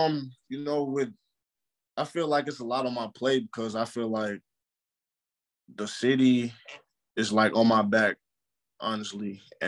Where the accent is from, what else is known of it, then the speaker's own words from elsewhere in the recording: St. Louis, Missouri, United States; being grown up in St. Louis really built me.